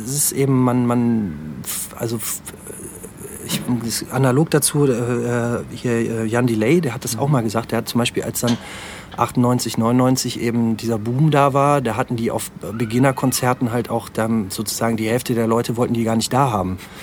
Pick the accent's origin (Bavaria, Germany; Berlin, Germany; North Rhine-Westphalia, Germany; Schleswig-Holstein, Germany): North Rhine-Westphalia, Germany; Aachen; ich komme nicht gebürtig aus, aus Aachen, aber ähm, bin halt natürlich hier zur Schule gegangen und äh, auch hier zur Grundschule und so. Also man kann schon sagen, dass ich äh, schon, schon, Aachen. schon Aachener bin.